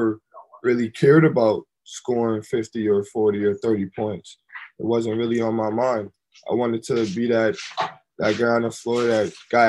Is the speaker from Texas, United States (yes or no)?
no; Syracuse, New York, United States; moved away as an adult; also born or lived in Milwaukee; I came back to my hometown